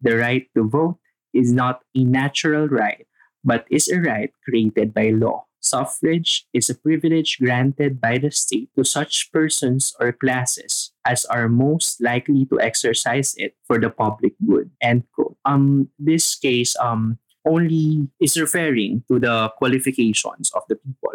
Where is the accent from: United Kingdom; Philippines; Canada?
Philippines; our being a Filipino